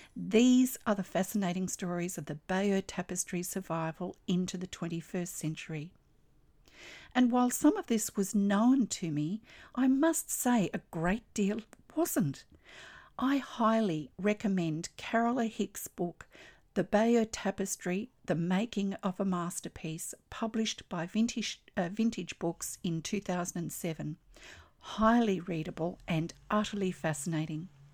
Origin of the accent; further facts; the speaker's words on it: Australia; I'm an Australian textile artist, teacher, judge, blogger